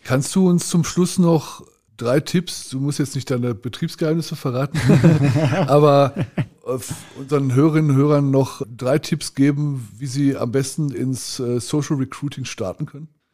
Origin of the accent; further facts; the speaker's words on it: Ruhr area, North Rhine-Westphalia, Germany; bei uns im Ruhrgebiet